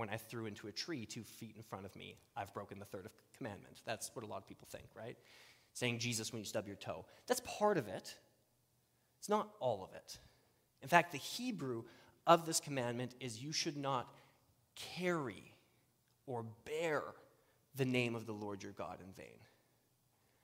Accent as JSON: {"language": "English", "region": "Saskatchewan", "country": "Canada", "tie": "born or raised there", "said": "I grew up in Saskatchewan"}